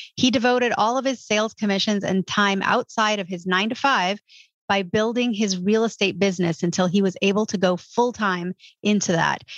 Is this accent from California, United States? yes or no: yes; California, United States; California, which is my home state